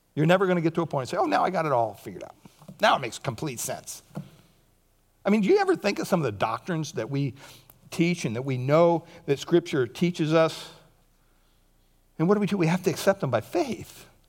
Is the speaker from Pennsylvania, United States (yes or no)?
yes; Montoursville, Pennsylvania, United States; moved away; my hometown, Montoursville, Pennsylvania.